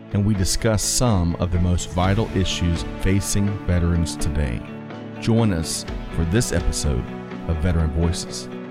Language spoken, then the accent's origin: English; Aiken, South Carolina, United States; I was born and raised essentially in Aiken, South Carolina